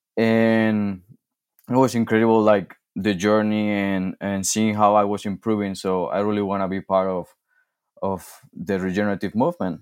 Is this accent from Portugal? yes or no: no; Spain; English is a second language; also born or lived in Michigan; now in Montana, United States; I'm originally from, from Spain, and I came to, to the States, uh, in two thousand sixteen.